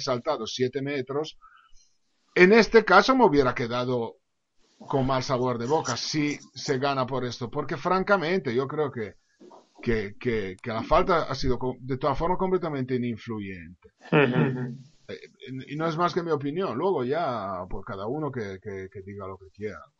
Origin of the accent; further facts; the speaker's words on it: Italy; soy italiano